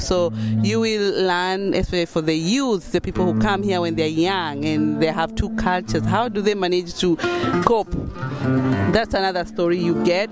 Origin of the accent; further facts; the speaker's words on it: Kenya; moved away as an adult; also born or lived in United Kingdom; now in Germany; I'm from Kenya originally